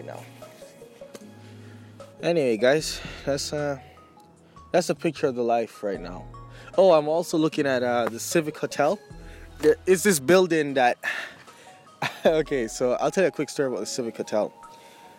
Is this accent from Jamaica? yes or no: yes; Jamaica; moved away; also born or lived in Surrey, British Columbia; I grew up with in Jamaica